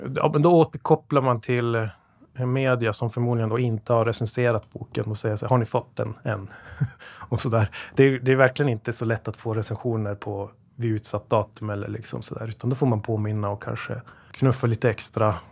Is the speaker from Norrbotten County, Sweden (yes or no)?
yes; Luleå, Norrbotten County, Sweden; now in Gothenburg, Sweden; Vi kommer från Luleå, jag och Jonas, som min bror, som jag startat detta med och driver det med. Så att eh, norrbottningar som har vindlat ut i världen